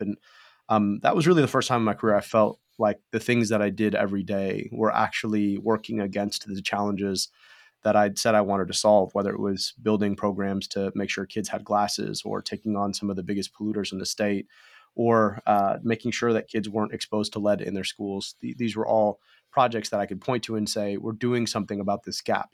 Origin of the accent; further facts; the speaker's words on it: Michigan, United States; my own childhood growing up in Michigan